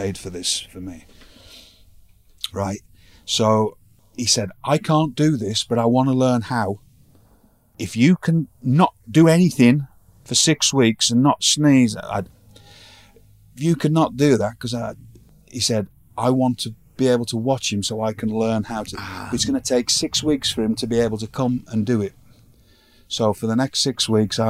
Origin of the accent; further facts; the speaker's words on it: Blackpool, North West England, United Kingdom; moved away; in my hometown